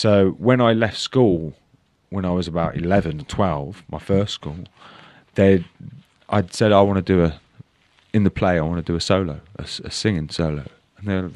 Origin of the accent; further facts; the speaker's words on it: Leamington Spa, West Midlands, United Kingdom; Round here, in Leamington, South Leamington.